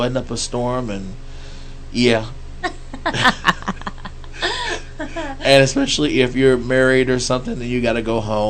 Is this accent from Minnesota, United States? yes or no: no; Fort Worth, Texas, United States; now I'm in from Fort Worth, so I'm like, or better known as the dark side of the Metroplex.